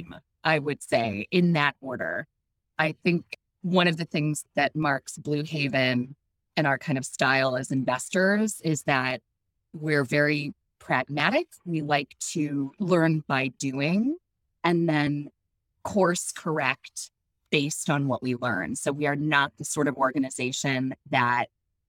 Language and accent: English; Chicago, Illinois, United States; I grew up in Chicago